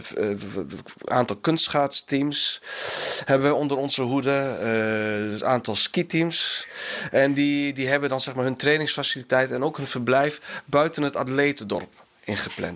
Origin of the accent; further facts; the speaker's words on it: Enschede, Overijssel, Netherlands; now in South Korea; ik kom zelf uit Enschede, of tenminste ben ik er opgegroeid